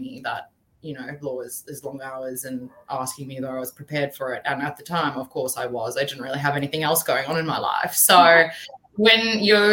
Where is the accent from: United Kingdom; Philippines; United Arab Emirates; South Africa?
South Africa; now in Brisbane, Australia; So originally I was born in South Africa. So I had been to school there and my family moved out together